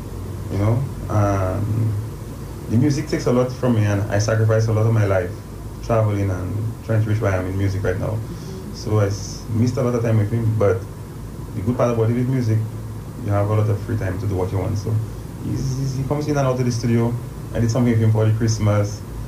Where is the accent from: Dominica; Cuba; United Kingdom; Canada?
Dominica; Roseau; also born or lived in Goodwill, Dominica; originally I'm from Newton. I think I spent like the first 8 years of my life in Newton.